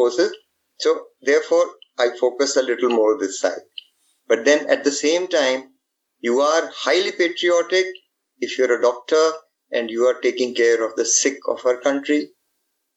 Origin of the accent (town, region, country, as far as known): India